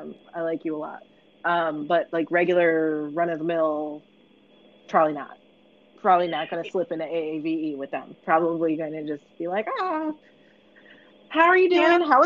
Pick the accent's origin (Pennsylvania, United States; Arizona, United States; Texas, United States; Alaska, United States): Pennsylvania, United States; Philadelphia; I grew up around here, although people often ask, because again, like my accent doesn't come through as strongly anymore, but at the time when I lived in South Philly, South Philly wasn't black.